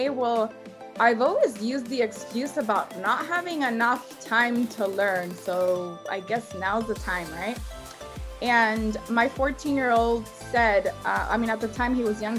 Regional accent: Los Angeles, California, United States; I'm from Los Angeles, born and raised here in LA.

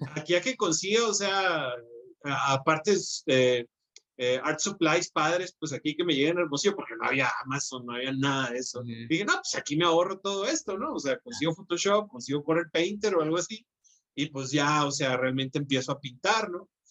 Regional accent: Hermosillo, Sonora, Mexico; viviendo en Hermosillo, entonces, soy de Hermosillo, Sonora

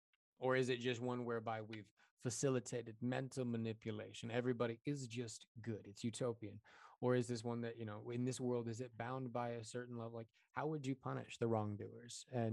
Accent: Colorado, United States; Amen. I'm from Colorado. That was a right answer.

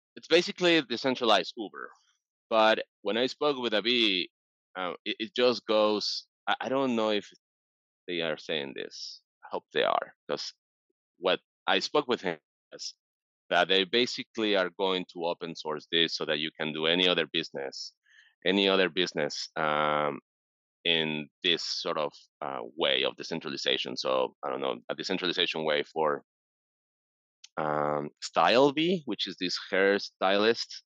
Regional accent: Mexico City, Mexico; now in San Francisco, United States; I'm originally from Mexico City

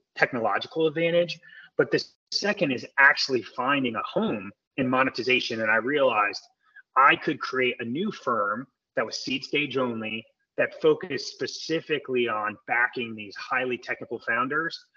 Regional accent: outside of New Haven, Connecticut, United States; moved away as an adult; now in Silicon Valley, United States; I grew up outside of New Haven, Connecticut.

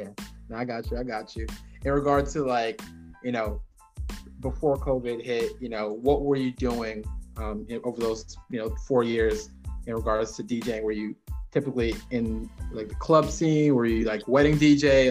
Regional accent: Jamaica; I'm Jamaican

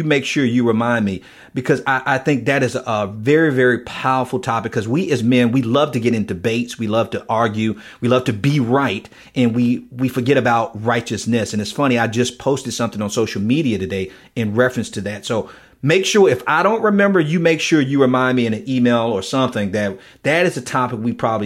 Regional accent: Miami, Florida, United States; accent: Southern drawl; also born or lived in Pensacola, Florida; I'm from Miami, and I went to school in Pensacola

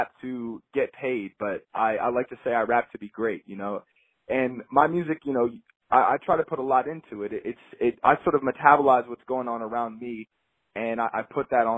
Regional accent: Newtown, Pennsylvania, United States; I am from a suburb of Philadelphia. I live probably 20 minutes away. It's called Newtown. It's in Bucks County. Definitely a suburbs kid.

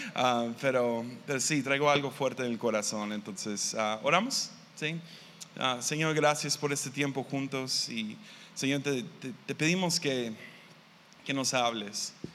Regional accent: Tepic, Nayarit, Mexico; Yo vengo de Tepic, Nayarit

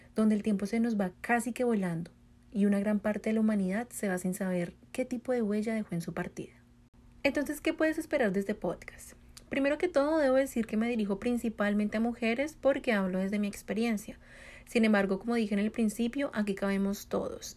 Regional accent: Colombia; now in United States; soy colombiana, vivo en Estados Unidos

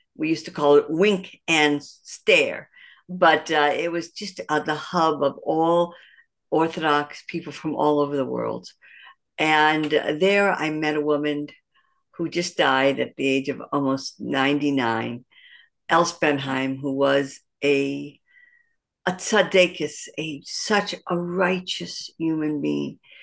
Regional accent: Detroit, Michigan, United States; moved away as an adult; also born or lived in Pittsburgh; now in Jerusalem, Israel; I'm, uh, originally born and raised in Detroit, Michigan

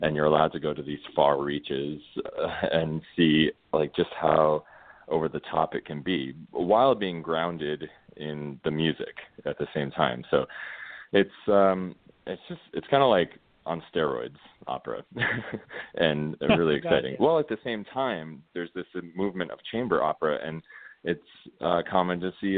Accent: Florida, United States; And honestly, growing up in Florida and being called faggot in gym locker rooms, like that is how I got into that character.

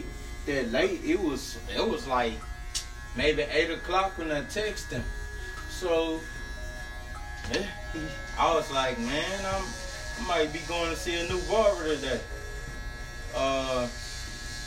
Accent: Louisiana, United States; also born or lived in Natchitoches, Louisiana; now in Texas, United States; I'm from Louisiana

